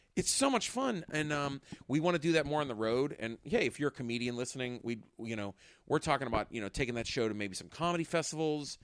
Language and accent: English; Pittsburgh, Pennsylvania, United States; we're from Pittsburgh, Pennsylvania